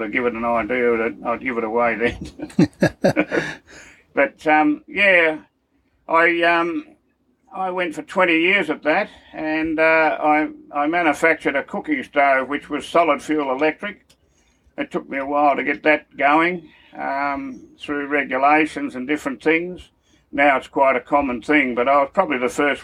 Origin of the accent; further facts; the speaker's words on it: Melbourne, Victoria, Australia; also born or lived in Carlton, Victoria; now in Timber Creek, Australia; I was born in 1941 in Carlton, Victoria, and it started off from there. I lived in Coburg